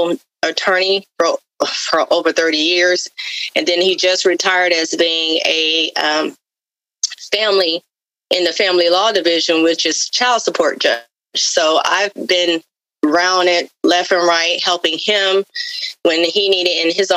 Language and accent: English; Florida, United States; accent: Southern; I am a Southern girl, so you may hear a little of the Southern accent come out every now and then. But I am from Florida